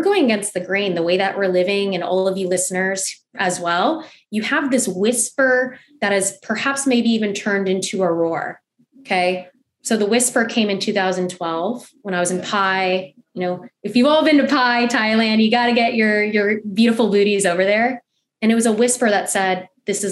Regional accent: Los Angeles, California, United States; also born or lived in Cebu, Philippines (ancestry); now in Tampa, United States; I'm originally from Los Angeles, California girl through and through.

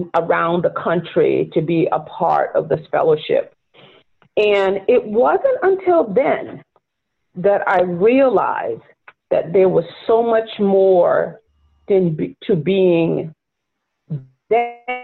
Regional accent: near Charleston, rural South Carolina, United States; also born or lived in Florida; now in New York, United States; as a Black woman growing up in rural South Carolina

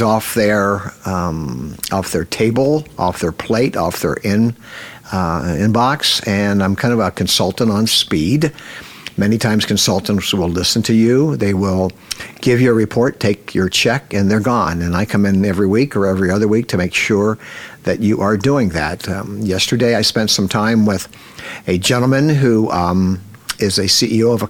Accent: Cincinnati, Ohio, United States; I grew up in Cincinnati, Ohio

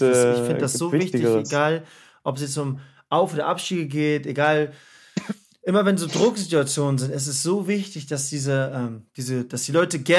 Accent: Bremen, Germany; ich komme aus Bremen

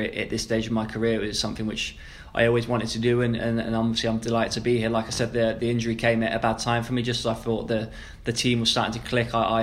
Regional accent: Maidenhead, South East England, United Kingdom; moved away; growing up in Maidenhead

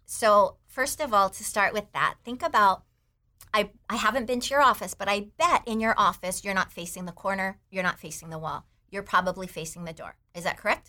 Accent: Taiwan; moved away; I grew up in Taiwan

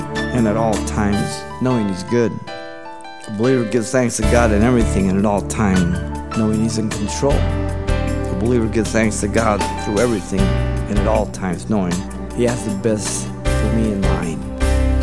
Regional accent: Baldwin Park, California, United States; my brother and I, uh, we grew up in Baldwin Park

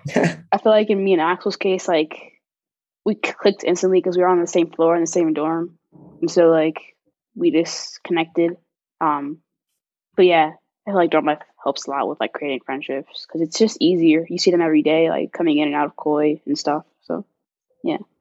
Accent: Chicago, Illinois, United States; also born or lived in Los Angeles, California; I'm from Chicago, Illinois

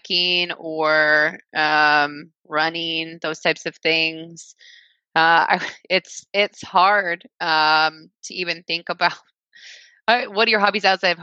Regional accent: Liberty, Missouri, United States; About 10 miles away from where we live now, in Liberty, Missouri

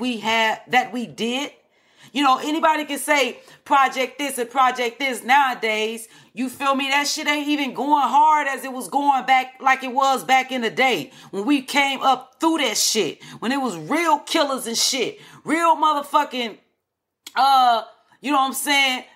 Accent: Chicago, Illinois, United States; I am from Chicago from the projects, Henry Horner projects.

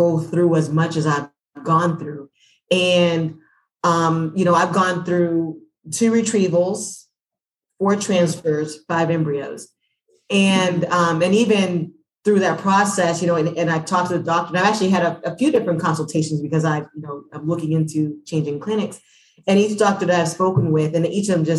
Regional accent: Atlanta, Georgia, United States; I'm from Atlanta

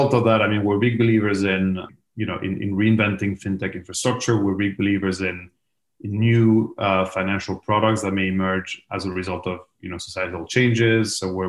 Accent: Madrid, Community of Madrid, Spain; The easy answer is Madrid.

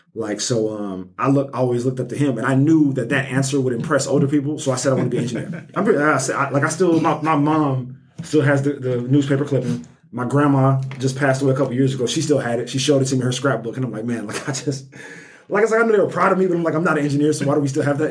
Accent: Birmingham, Alabama, United States; I'm from Birmingham, born and raised um, Nigerian American.

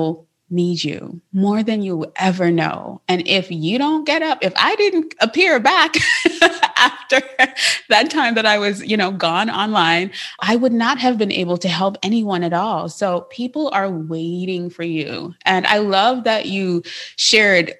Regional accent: Trinidad & Tobago; now in United States; I'm from Trinidad. I was born there. And so because of that, I have an accent.

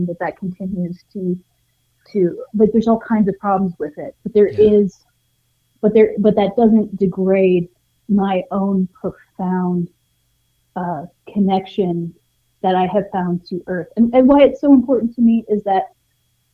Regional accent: Montana, United States; now in New Mexico, United States; I grew up in Montana initially

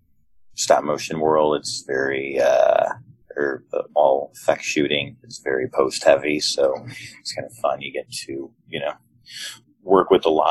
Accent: Chicago, Illinois, United States; moved away as an adult; now in Los Angeles, United States; I'm actually from Chicago

